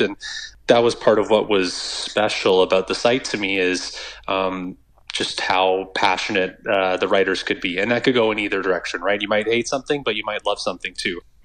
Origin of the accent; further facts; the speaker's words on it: Northern Ontario, Canada; growing up in Northern Ontario